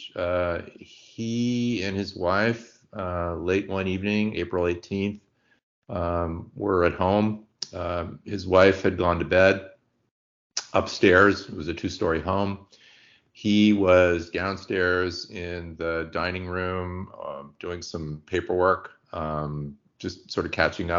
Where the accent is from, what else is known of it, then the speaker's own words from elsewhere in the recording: San Francisco, California, United States; We grew up in San Francisco, lived in the Richmond District